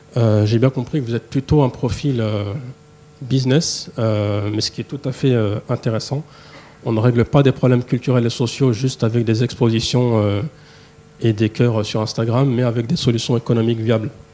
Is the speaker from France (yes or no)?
yes; Paris, Île-de-France, France; je suis né à Paris, j'ai grandi ici en France.